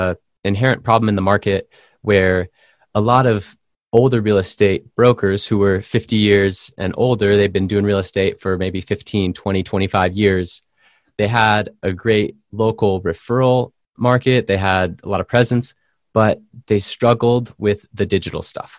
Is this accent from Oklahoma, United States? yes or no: no; San Diego, California, United States; from my hometown, California. I'm from San Diego.